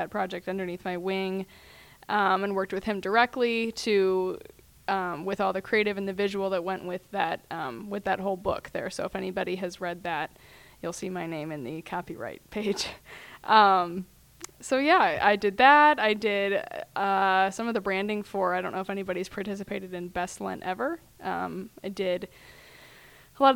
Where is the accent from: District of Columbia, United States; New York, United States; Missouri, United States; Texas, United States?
Missouri, United States; St. Louis; also born or lived in Denver / Cincinnati; I came back here to St. Louis where I was born and raised. Well, not born. I was born in Denver, but basically born and raised here because we moved here when I was three